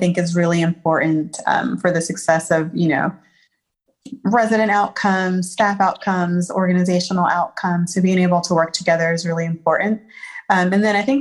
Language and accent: English; Columbia, South Carolina, United States; also born or lived in Philadelphia, Pennsylvania; now in Charlotte, United States; I am from Columbia, South Carolina, by way of Philadelphia, Pennsylvania. I'm currently in Charlotte, North Carolina